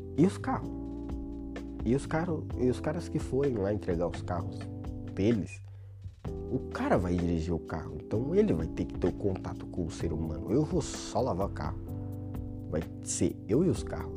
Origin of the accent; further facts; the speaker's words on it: Brazil; eu seria um brasileiro em Portugal